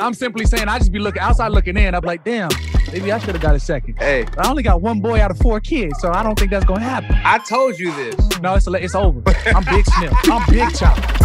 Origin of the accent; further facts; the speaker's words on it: Arizona, United States; moved away; I'm coming from Arizona